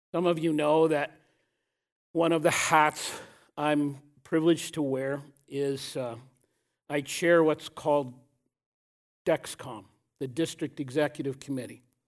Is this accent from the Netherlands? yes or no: no; Canada; I am deeply proud to be a Canadian.